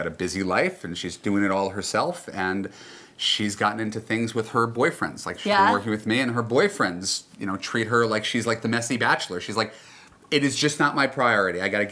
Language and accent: English; New York, United States; I'm from New York, and I'm loyal to my terrible teams